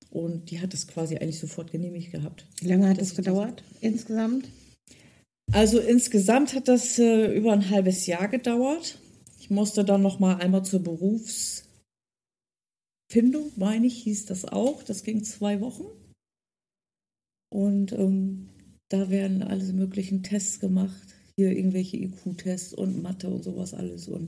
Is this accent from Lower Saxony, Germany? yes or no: yes; Delmhorst, Lower Saxony, Germany; born there; Wie gesagt, ich bin ja in Delmhorst geboren und es gehört zu Niedersachsen und es ist im Norden